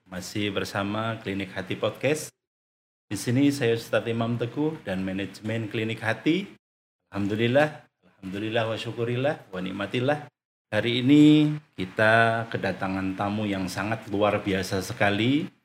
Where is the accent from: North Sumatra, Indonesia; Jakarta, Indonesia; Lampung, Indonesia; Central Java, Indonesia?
Central Java, Indonesia; Wonosobo; moved away as an adult; also born or lived in Semarang; now in Cilacap, Indonesia; saya asli dari Wonosobo.